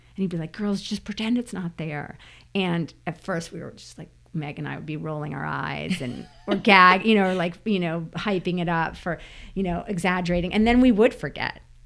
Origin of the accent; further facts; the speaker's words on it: New Jersey, United States; moved away; as a kid growing up in New Jersey